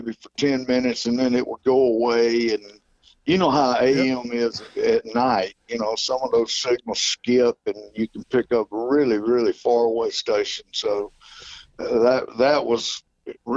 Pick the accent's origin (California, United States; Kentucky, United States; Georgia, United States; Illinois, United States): Georgia, United States; I'm from Georgia